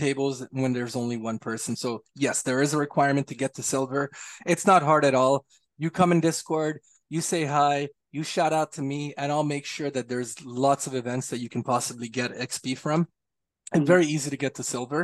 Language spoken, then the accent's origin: English; Montreal, Quebec, Canada; I'm from Montreal